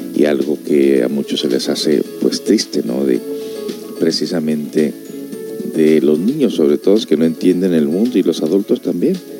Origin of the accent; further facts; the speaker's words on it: Los Angeles, California, United States; yo crecí en Los Ángeles, California